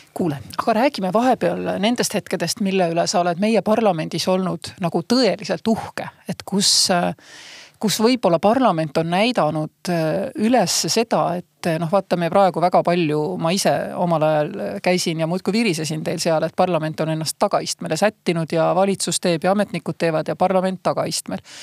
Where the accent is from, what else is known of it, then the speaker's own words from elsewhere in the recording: Saare County, Estonia; ma olen Saaremaalt